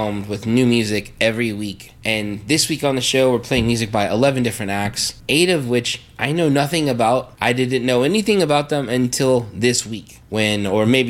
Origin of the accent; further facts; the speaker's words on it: St. Joseph, Missouri, United States; I'm from St. Joe, a very conservative place